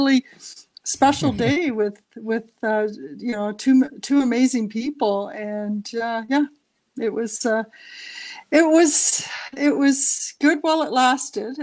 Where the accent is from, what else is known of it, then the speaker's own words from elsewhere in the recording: Ontario, Canada; also born or lived in Banff / Toronto; I grew up in Ontario